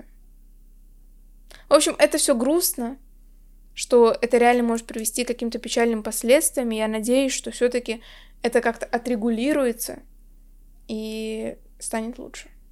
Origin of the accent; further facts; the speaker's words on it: Chita, Zabaykalsky Krai, Russia; я как раз из Читы, что вот в Забайкальском крае